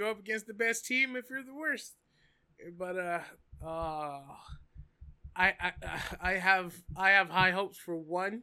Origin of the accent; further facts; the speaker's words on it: Canada; I'm from Canada